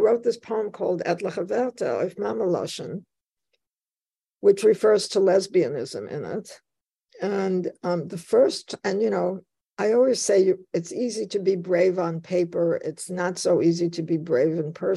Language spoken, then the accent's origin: English; New York City, New York, United States; accent: Bronx; also born or lived in Warsaw, Poland / Łódź, Poland / Sweden; I talked like I came from the Bronx, which I did